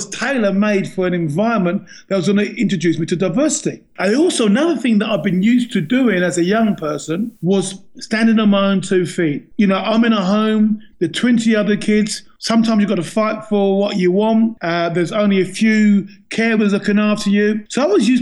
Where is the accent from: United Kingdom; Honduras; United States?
United Kingdom; England; I was born and bred in England